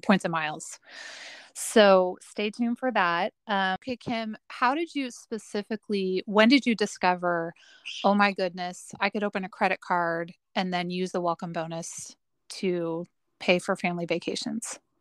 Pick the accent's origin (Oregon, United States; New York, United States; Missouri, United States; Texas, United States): Oregon, United States; Portland, Oregon area, Oregon / Salem, United States; … and I grew up in the Portland, Oregon slash Salem, Oregon area